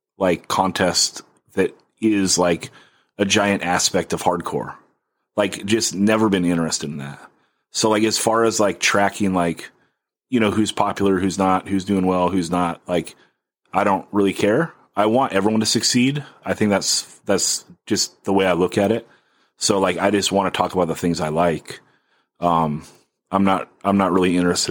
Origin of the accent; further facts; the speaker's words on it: Oxnard, California, United States; moved away as an adult; now in San Diego, United States; my hometown, which is Oxnard